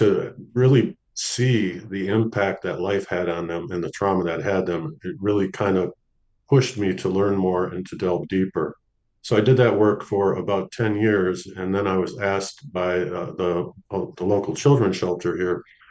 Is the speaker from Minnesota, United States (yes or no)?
yes; St. Paul, Minnesota, United States; moved away as an adult; also born or lived in Los Angeles / San Antonio; I ended up moving back to my hometown, St. Paul, Minnesota